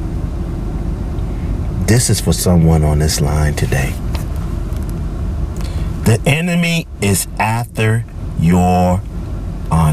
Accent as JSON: {"language": "English", "town": "Charleston", "country": "United States", "tie": "born or raised there", "moved": "yes", "said": "all the way from Charleston, my hometown"}